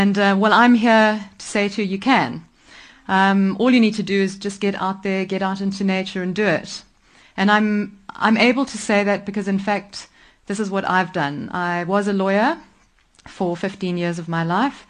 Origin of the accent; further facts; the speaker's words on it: Nairobi, Kenya; also born or lived in Mombasa; I grew up in Kenya. I was lucky enough to be born in Nairobi